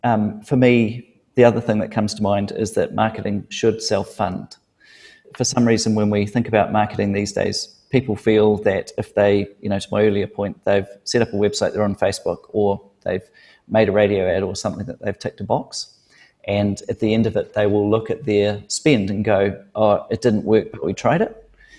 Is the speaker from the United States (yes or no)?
no; New Zealand; I've gone into business and I'm a Kiwi and in New Zealand, we can be casual and casual is okay.